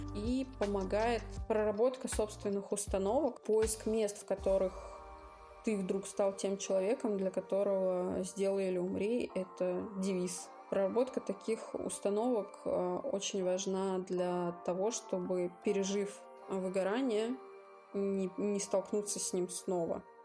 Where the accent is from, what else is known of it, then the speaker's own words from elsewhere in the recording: Moscow, Russia; мне 30, я из Москвы